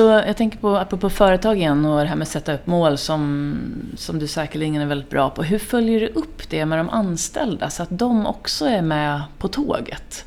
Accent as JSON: {"language": "Swedish", "country": "Finland", "said": "jag är ju finne i grunden"}